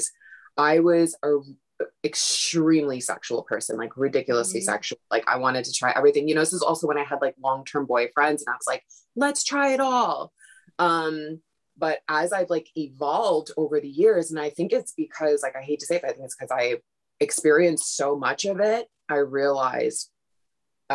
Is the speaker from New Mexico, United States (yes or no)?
no; Brooklyn, New York, United States; growing up in Brooklyn